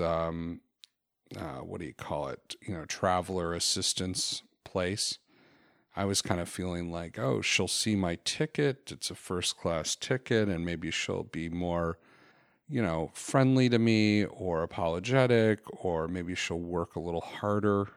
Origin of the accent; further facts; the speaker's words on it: Florida, United States; moved away; also born or lived in Chicago; I grew up in Florida before I moved to Chicago